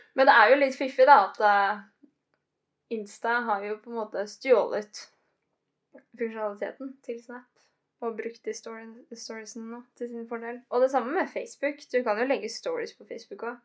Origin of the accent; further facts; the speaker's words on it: Biri, Innlandet, Norway; moved away; hjemme på Biri